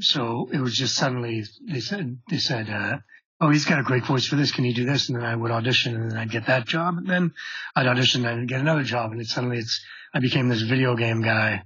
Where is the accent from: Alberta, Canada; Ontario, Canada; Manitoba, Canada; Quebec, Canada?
Quebec, Canada; Montreal; moved away as an adult; we're both from Montreal.